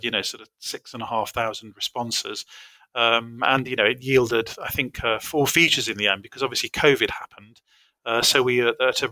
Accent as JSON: {"language": "English", "country": "United Kingdom", "said": "a British person"}